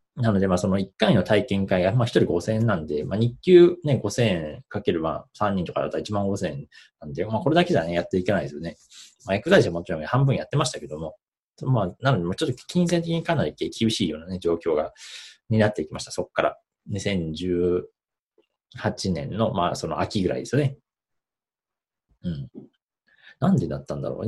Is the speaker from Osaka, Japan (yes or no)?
no; Gifu, Japan; 岐阜県出身で、今も岐阜県にいますと。